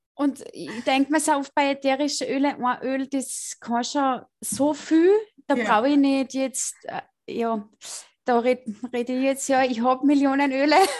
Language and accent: German; Austria; accent: Salzkammergut dialect; Ich komme aus dem Salzkammergut. Deswegen mein, äh, mein Deutsch ist nicht so gut.